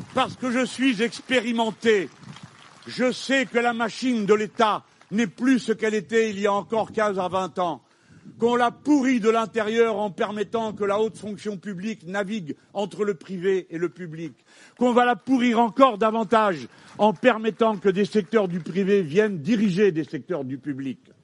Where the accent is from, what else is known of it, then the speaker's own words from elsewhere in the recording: France; je suis français